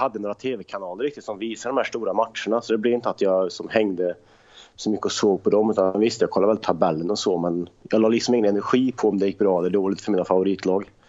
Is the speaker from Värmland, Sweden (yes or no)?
yes; Värmland, Sweden; Farsan spelade fotboll i Östra Deje i division 4, division 5, division 6 hemma i Värmland